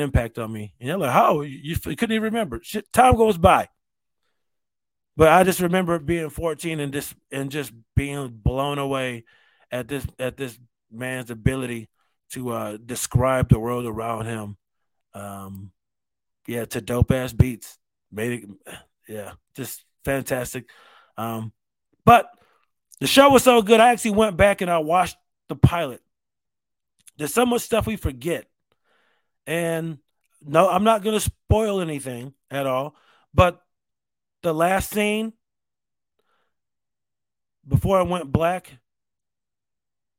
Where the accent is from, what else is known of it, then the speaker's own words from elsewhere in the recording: Rochester, United States; growing up in Rochester.